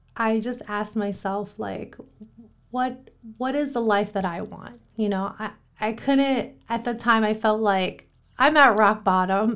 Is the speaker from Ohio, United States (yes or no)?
yes; Columbus, Ohio, United States; moved away; Columbus, Ohio, born and raised.